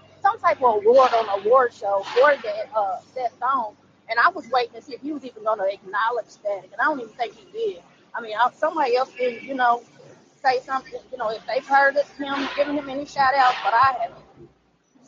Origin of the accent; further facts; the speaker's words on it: Louisville, Kentucky, United States; I am from Louisville